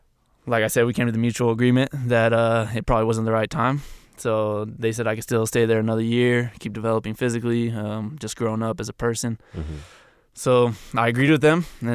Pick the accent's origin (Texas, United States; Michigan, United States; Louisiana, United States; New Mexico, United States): New Mexico, United States; So I went to University of New Mexico, obviously. I'm from New Mexico.